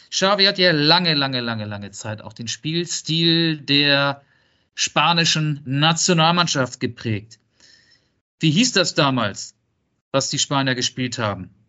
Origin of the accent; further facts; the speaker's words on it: Netherlands; German is a second language; Ich komme aus Holland.